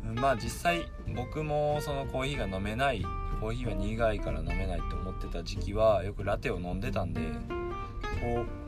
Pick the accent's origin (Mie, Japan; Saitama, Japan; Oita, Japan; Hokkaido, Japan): Mie, Japan; Suzuka; 僕の地元の三重県鈴鹿市ってとこで